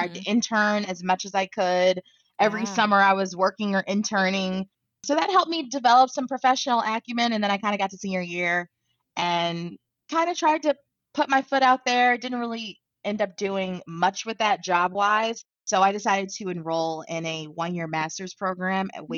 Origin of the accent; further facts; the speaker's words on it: Baltimore, Maryland, United States; moved away; I grew up in Baltimore City